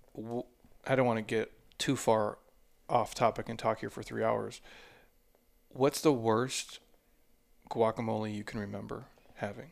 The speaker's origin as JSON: {"language": "English", "region": "Minnesota", "country": "United States", "tie": "born or raised there", "said": "I grew up in Minnesota"}